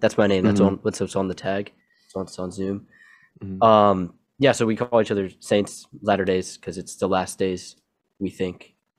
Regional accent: Okinawa, Japan; also born or lived in Hawaii, United States; I grew up on Okinawa and Hawaii, two islands, right in between is my mission.

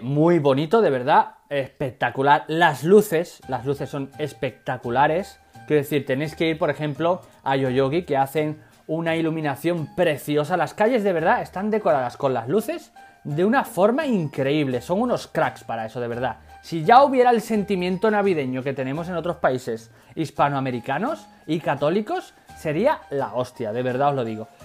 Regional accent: Extremadura, Spain; moved away as an adult; now in Japan; soy el único extremeño que eh, comercializa con ibéricos aquí en Japón

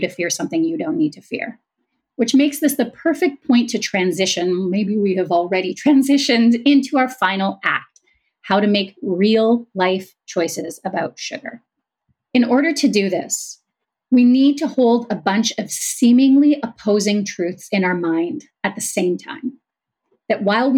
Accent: Canada; I'm Canadian

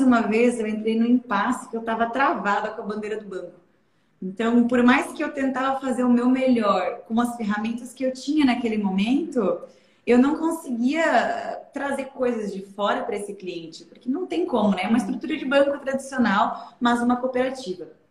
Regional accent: Aurora, Santa Catarina, Brazil; eu nasci em Aurora, moro até hoje lá, é, e fui agricultora até os 16 anos de idade

